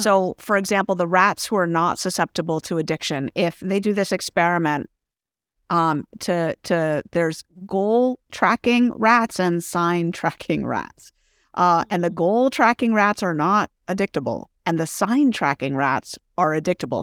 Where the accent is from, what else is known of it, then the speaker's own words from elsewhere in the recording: San Francisco, California, United States; also born or lived in San Jose / Berkeley; I'm from San Francisco originally, born and raised.